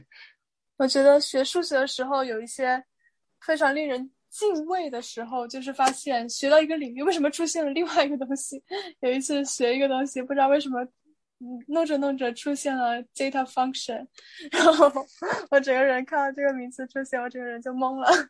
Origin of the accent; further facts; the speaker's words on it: China; 作为中国人在这里面，浸泡久了可能就会理解一点